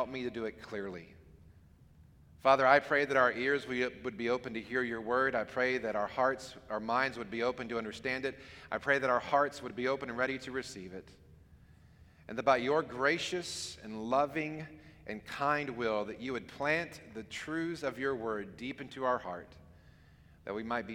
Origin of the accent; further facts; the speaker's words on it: Hampton, Virginia, United States; I grew up here in Hampton.